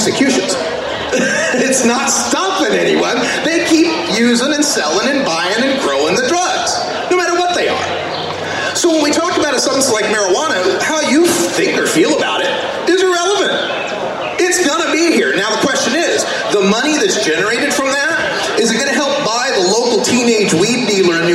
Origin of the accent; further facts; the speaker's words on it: Boise, Idaho, United States; now in Portland, United States; I'm originally from Boise, Idaho